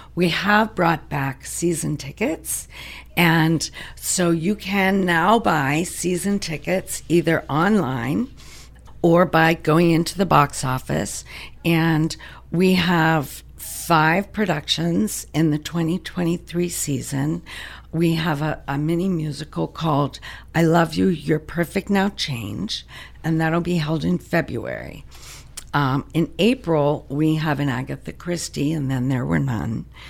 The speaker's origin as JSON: {"language": "English", "town": "Pittsburgh", "region": "Pennsylvania", "country": "United States", "moved": "as an adult", "lives_now": "DuBois, United States", "said": "I'm originally from the Pittsburgh area"}